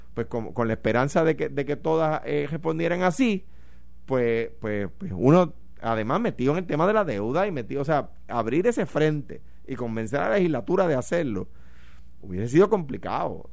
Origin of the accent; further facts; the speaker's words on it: Puerto Rico; en realidad somos puertorriqueños